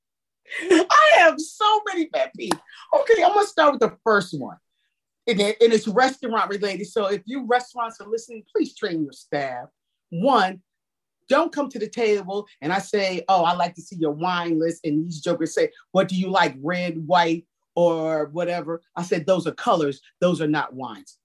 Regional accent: New Jersey, United States; now in Washington, DC, United States; I'm from New Jersey originally

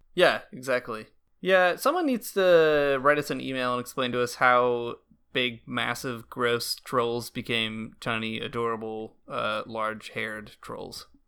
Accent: United States; moved away as an adult; now in Canada; being an American living abroad

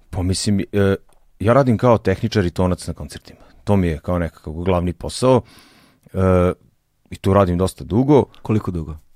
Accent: Zrenjanin, Vojvodina, Serbia; moved away; ja sam iz Renjanina

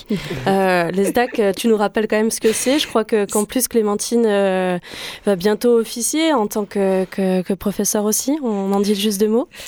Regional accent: Grand Est, France; ça parce que je viens de Lorraine.

